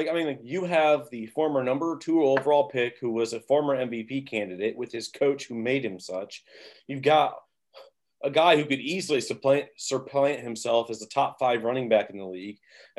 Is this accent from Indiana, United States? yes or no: yes; Indiana, United States; I grew up a Colts fan. I'm from Indiana. I live in Indiana right now.